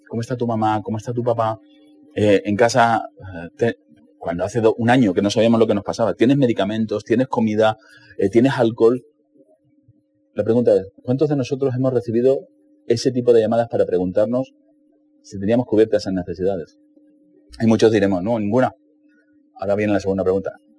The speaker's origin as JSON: {"language": "Spanish", "town": "Cáceres", "region": "Extremadura", "country": "Spain", "tie": "born or raised there", "said": "Cuando yo tenía 11 años, en, Cáceres, donde yo nací"}